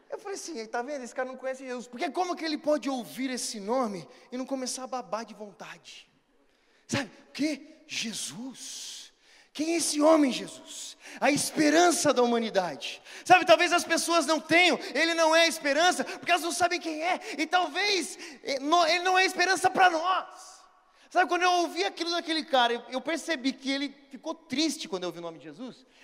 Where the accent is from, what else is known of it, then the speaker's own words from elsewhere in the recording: Brazil; Sou brasileiro